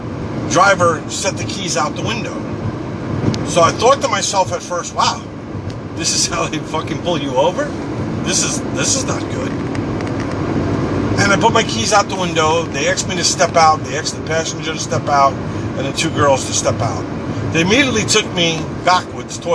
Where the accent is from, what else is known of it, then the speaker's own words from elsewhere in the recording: Long Island, Suffolk County, New York, United States; moved away; also born or lived in Queens, New York City; I grew up in New York. I was born in Queens, New York City. And for the most part, I fairly grew up on Long Island in Suffolk County